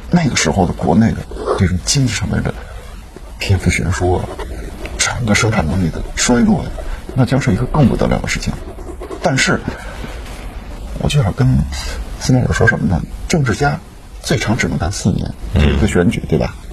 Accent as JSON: {"language": "Chinese", "country": "China", "said": "我们是中国人"}